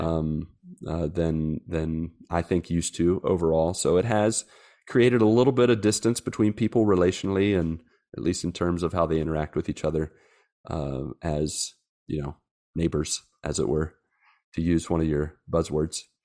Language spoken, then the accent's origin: English; West Virginia, United States; moved away as an adult; now in Brazil; I'm from West Virginia